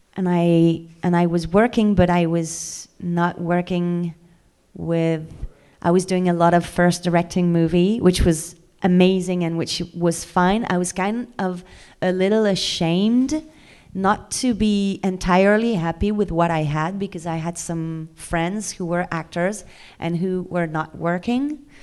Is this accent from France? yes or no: yes; France